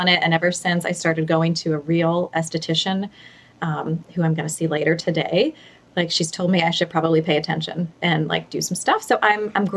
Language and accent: English; New York, United States; now in Portland, United States; I grew up in New York with two very typically New York sarcastic parents